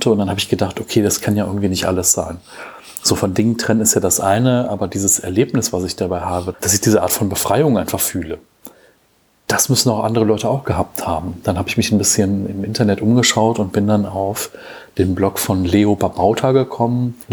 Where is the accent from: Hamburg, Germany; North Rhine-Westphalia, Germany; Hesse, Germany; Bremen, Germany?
North Rhine-Westphalia, Germany; Cologne; born there; now in Bergisch Gladbach, Germany; ich bin 37 Jahre alt, bin 1982 geboren in Köln, äh, lebe zurzeit in Bergisch Gladbach